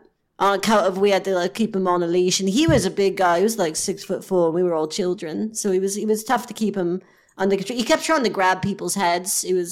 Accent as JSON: {"language": "English", "region": "West Midlands", "country": "United Kingdom", "tie": "born there", "said": "So I was born in East Worcestershire, wasn't it?"}